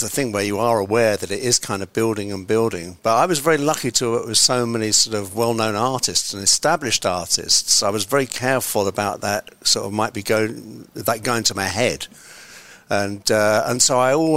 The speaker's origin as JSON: {"language": "English", "region": "London", "country": "United Kingdom", "tie": "born or raised there", "said": "I was brought up in West London"}